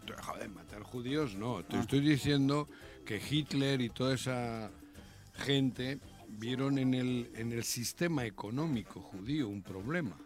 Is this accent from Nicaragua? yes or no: no; Basque Country, Spain; now in Mexico; mi pueblo, el pueblo vasco